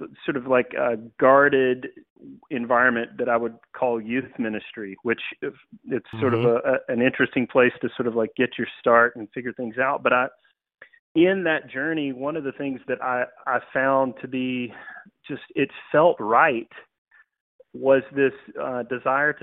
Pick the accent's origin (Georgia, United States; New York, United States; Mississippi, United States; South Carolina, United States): Georgia, United States; moved away as an adult; now in Greenville, United States; Born and raised in the South, actually from Georgia.